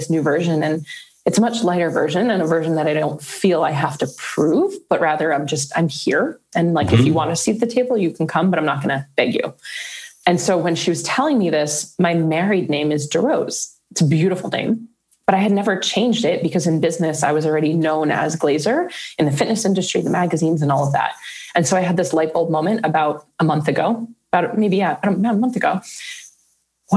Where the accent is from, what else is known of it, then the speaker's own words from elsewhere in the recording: New Jersey, United States; moved away as an adult; also born or lived in New York / Manhattan; now in Arizona, United States; I'm from Jersey